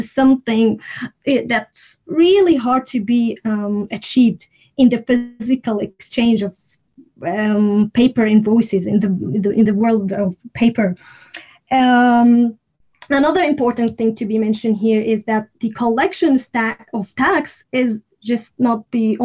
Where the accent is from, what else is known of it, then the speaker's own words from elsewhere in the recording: Syria; first language Arabic; English is a second language; now in Sweden; I speak Arabic as my native language. I'm originally from Syria, but I live in Sweden.